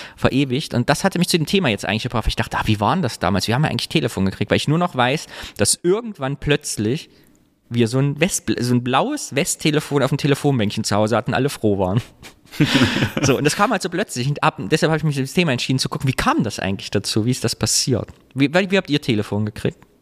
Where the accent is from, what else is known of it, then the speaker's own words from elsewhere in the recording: Kyffhäuser, Thuringia, Germany; moved away; am Stausee, da wo ich herkomme, Küffhäuser